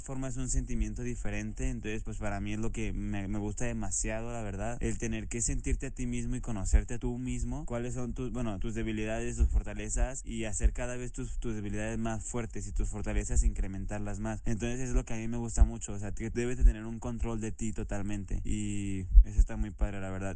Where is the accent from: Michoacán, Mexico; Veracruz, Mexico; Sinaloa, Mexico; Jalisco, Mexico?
Jalisco, Mexico; Zapopan; soy de Jalisco, de Zapopan, Jalisco